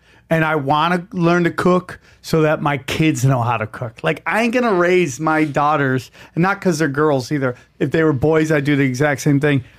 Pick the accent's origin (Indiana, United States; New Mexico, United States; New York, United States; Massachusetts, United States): New York, United States; just outside Syracuse, upstate; moved away; upstate New York, dude. 607